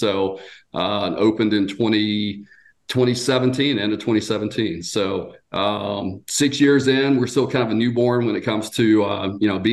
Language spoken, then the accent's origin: English; Georgia, United States; moved away as an adult; also born or lived in Marietta, Georgia / Austell, Georgia; now in Gatlinburg, United States; I was born and raised in Georgia